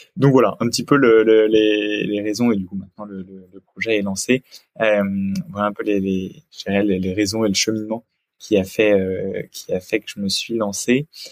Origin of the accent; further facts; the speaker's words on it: Picardy, near Senlis, Hauts-de-France, France; j'ai grandi en Picardie. Je viens d'un petit village près de Senlis dans le sud de la Picardie